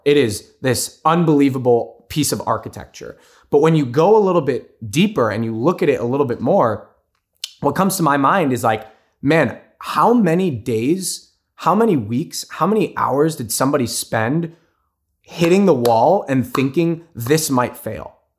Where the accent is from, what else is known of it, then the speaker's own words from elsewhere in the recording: United States; I'm first generation born and raised in the States.